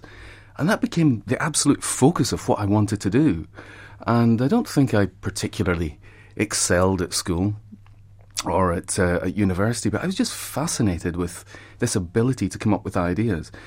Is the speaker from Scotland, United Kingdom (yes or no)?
yes; Scotland, United Kingdom; I was growing up in Scotland